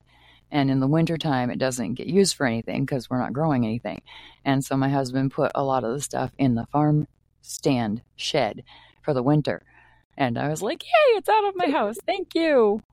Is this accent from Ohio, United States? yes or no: no; Maine, United States; now in Minnesota, United States; I grew up in Maine